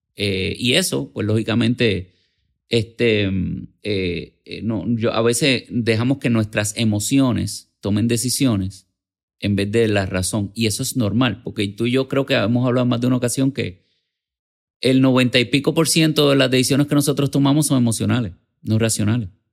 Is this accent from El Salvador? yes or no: no; San Juan, Puerto Rico; Yo nací en Santurce.